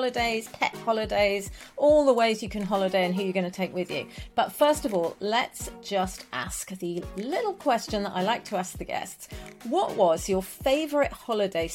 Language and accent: English; Manchester, North West England, United Kingdom; I grew up in Manchester